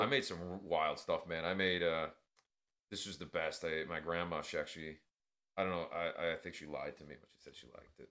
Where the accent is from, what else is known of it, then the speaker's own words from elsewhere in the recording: New York City, New York, United States; living in New York where I grew up in Queens, you know, Flushing represent.